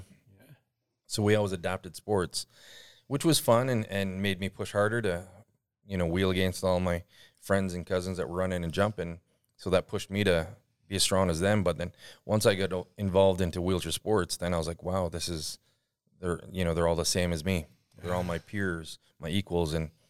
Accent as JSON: {"language": "English", "town": "Couch", "country": "United States", "tie": "born or raised there", "said": "So as I mentioned, I grew up in Couch, and so there was only a few of us that had disabilities"}